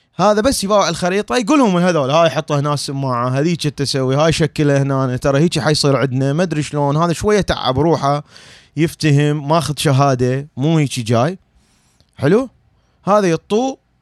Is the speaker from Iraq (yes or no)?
yes; Iraq; moved away as an adult; now in United States; انا عراقي انا عراقي